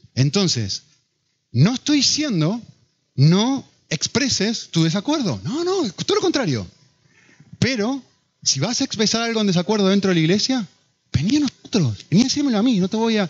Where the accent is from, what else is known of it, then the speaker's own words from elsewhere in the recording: Argentina; now in Madrid, Spain; Yo como argentino